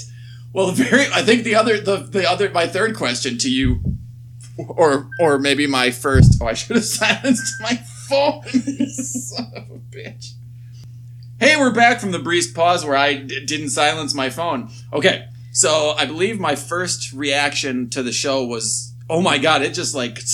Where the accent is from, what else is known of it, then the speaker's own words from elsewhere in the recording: West Allis, Wisconsin, United States; I'm from the mean streets of West Allis